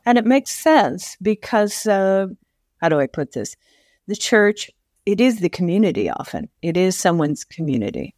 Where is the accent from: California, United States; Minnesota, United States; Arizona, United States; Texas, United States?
Arizona, United States; Tucson; also born or lived in Ohio; growing up in Tucson, which was a very liberal city